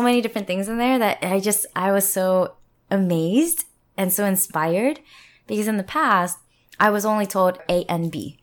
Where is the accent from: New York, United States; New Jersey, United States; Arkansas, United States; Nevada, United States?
New Jersey, United States; moved away as an adult; also born or lived in Philadelphia / US West Coast; now in South Korea; hometown is in New Jersey